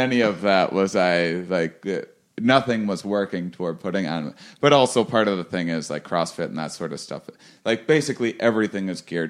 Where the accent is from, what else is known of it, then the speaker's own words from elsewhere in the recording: Wisconsin, United States; I'm from Wisconsin.